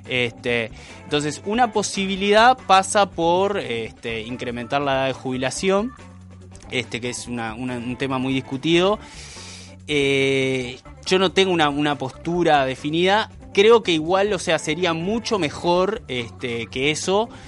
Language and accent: Spanish; Uruguay; es un problema que tenemos como sociedad uruguaya, que el uruguayo tiende a valorar mucho más al viejo que al niño